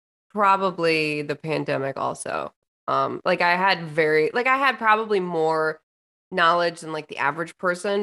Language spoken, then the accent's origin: English; Lansing, Michigan, United States; I was born and raised in Lansing, so I am a city girl